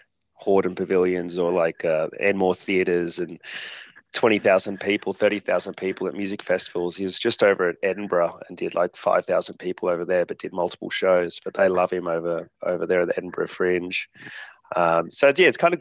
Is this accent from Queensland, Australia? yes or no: no; Hornsby, New South Wales, Australia; I grew up in Hornsby